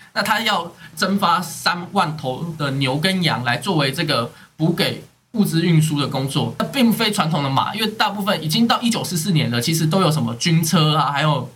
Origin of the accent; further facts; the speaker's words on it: Taipei, Taiwan; 我身在这个台北这个都市